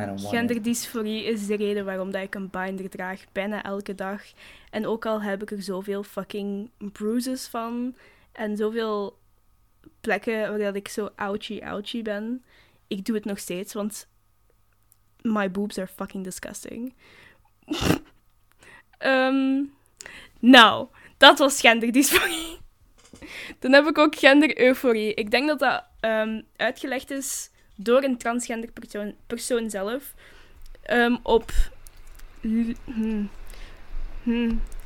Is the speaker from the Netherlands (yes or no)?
no; Flanders, Belgium; wij als Vlamingen